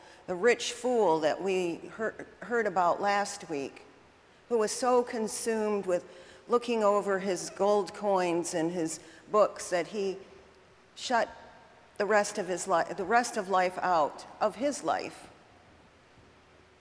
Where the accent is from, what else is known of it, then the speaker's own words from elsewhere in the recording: United Kingdom; I'm British